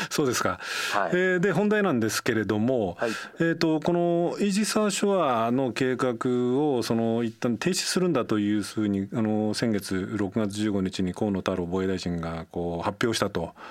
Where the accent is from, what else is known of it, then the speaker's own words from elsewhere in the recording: Nagano, Japan; moved away; 長野の出身で地元には信濃前に新聞ってのがあってですね